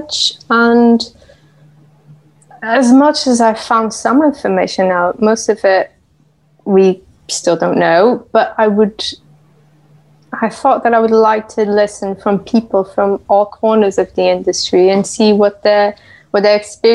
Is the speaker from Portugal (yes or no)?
yes; Portugal; moved away as an adult; now in United Kingdom; I hail from the UK, but I am originally from Portugal. I've been in the UK for 13 years now